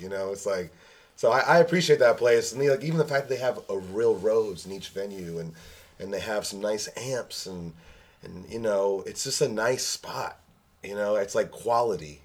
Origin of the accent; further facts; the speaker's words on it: New York, United States; I grew up in New York